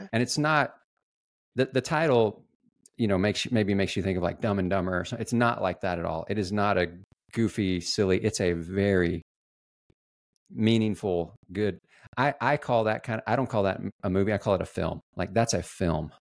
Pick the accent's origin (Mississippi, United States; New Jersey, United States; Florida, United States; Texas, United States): Texas, United States; San Antonio; San Antonio